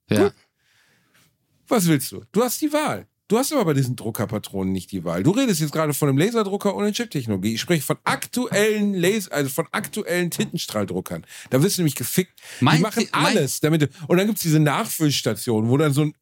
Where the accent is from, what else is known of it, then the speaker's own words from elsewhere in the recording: Germany; ja, mit uns. ich bin Deutscher.